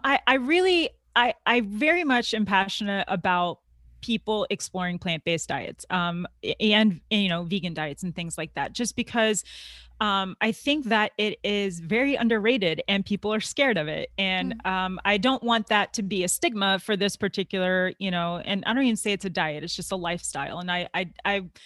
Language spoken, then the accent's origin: English; Tampa, Florida, United States; I'm from Florida. Okay. Tampa, Florida.